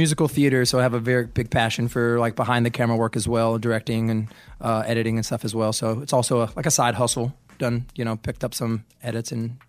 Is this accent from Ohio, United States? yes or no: no; Asheville, North Carolina, United States; I grew up in Asheville, North Carolina.